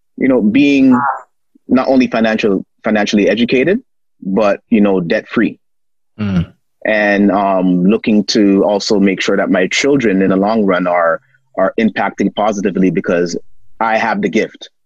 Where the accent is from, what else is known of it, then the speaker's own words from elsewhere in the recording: Toronto, Ontario, Canada; born and raised in Toronto